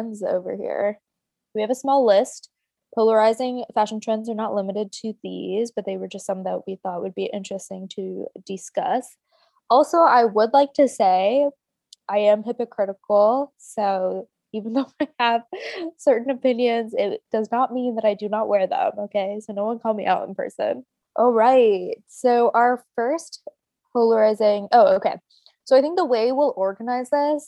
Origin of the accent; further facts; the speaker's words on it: Minnesota, United States; Growing up in Minnesota